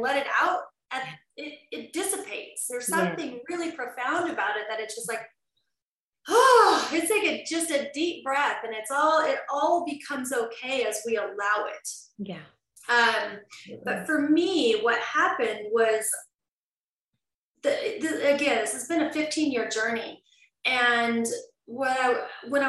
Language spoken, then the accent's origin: English; Southern Idaho, United States; also born or lived in Las Vegas, Nevada; now in Vancouver, Canada; I grew up very wholesome in Southern Idaho on a ranch